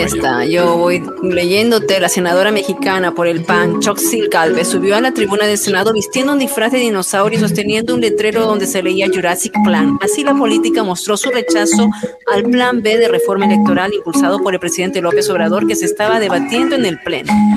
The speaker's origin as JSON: {"language": "Spanish", "country": "Peru", "said": "lamento muchísimo lo que está ocurriendo en mi país"}